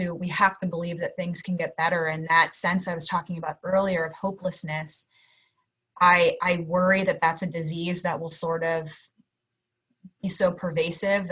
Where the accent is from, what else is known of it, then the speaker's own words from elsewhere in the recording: Pittsburgh, Pennsylvania, United States; moved away; I grew up in Pittsburgh